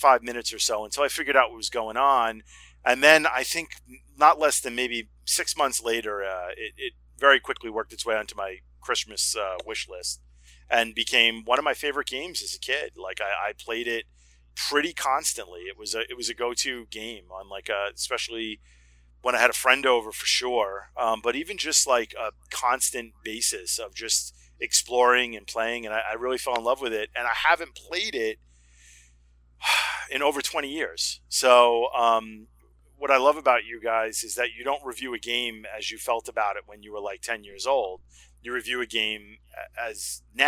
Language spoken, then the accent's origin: English; Long Island, New York, United States; also born or lived in Brooklyn, New York; I'm from New York. I live in Long Island, and I was basically – I was born in Brooklyn, but mostly raised on Long Island.